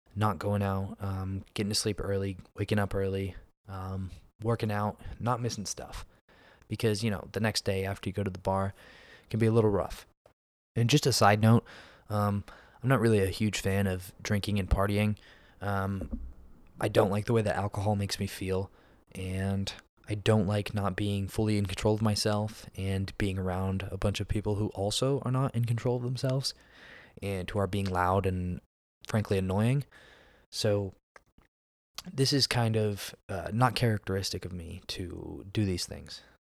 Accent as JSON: {"language": "English", "region": "Pennsylvania", "country": "United States", "moved": "as an adult", "lives_now": "Texas, United States", "said": "I'm from Pennsylvania, but I live in Texas now."}